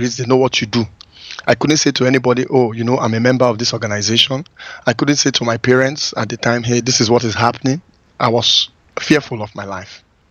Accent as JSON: {"language": "English", "town": "Benin City", "region": "Edo", "country": "Nigeria", "tie": "born or raised there", "also_born_or_lived": "Lagos, Nigeria / Brooklyn, United States", "moved": "as an adult", "said": "I go to my hometown, which is like 200 miles from Lagos, a place called Benin City"}